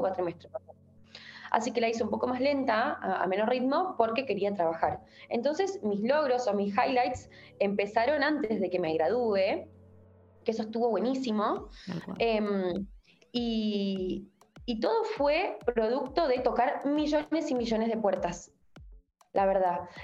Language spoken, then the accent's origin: Spanish; Rafaela, Santa Fe, Argentina; yo soy de Rafaela Santa Fe